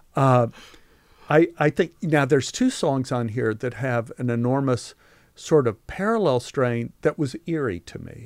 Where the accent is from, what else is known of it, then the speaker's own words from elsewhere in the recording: Texas, United States; growing up in Texas